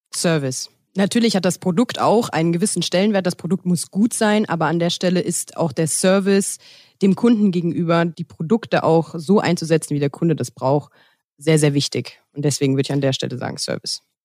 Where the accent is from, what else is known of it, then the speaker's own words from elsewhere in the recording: Westerwald, Rhineland-Palatinate, Germany; moved away; also born or lived in Cologne; Ursprünglich komme ich aus dem Westerwald